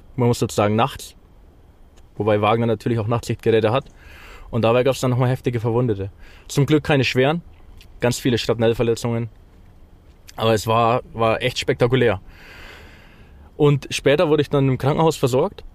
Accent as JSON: {"language": "German", "country": "Germany", "moved": "as an adult", "lives_now": "Ukraine", "said": "ich als Deutscher"}